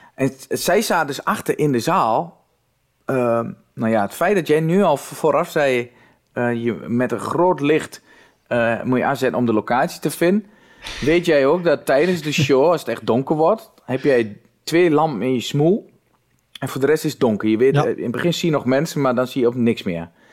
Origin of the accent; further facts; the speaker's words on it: Twente, Overijssel, Netherlands; accent: Twents; ik kwam wel uit Twente